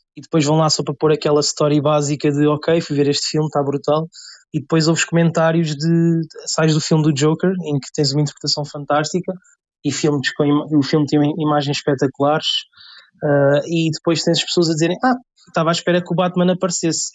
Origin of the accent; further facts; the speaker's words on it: Lisbon, Portugal; tenho 22 anos, venho de Lisboa